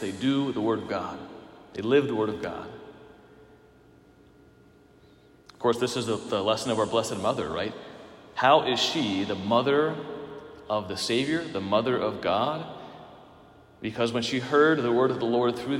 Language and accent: English; Pennsylvania, United States; moved away as an adult; now in Minnesota, United States; I'm from Pennsylvania